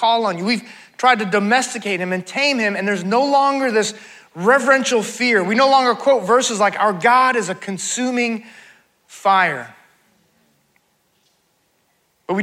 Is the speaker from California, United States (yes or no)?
yes; California, United States; I grew up in California, grew up on the beach